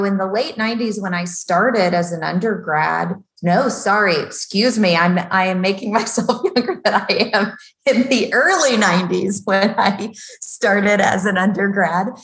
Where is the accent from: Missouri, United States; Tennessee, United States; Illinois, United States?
Tennessee, United States; outside of Nashville; when I grew up in Nashville, outside of Nashville, actually, in a more rural community.